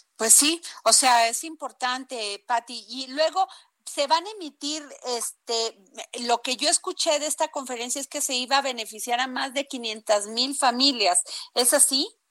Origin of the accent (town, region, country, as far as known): Mexico